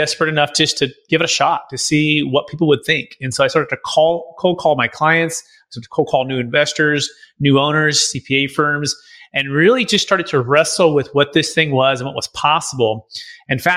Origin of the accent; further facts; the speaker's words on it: Bay Area, California, United States; now in St. Augustine, United States; I grew up in the Bay Area, my mom and dad, kind of Silicon Valley, East Bay